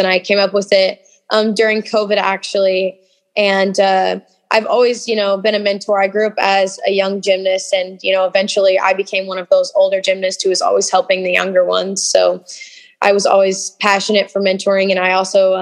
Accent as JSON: {"language": "English", "region": "Southern Indiana", "country": "United States", "tie": "born or raised there", "said": "I'm from Southern Indiana"}